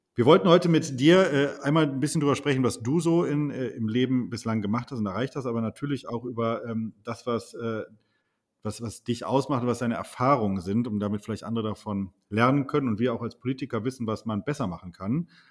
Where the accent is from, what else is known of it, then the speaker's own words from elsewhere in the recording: Wuppertal, North Rhine-Westphalia, Germany; ich komme ja aus Wuppertal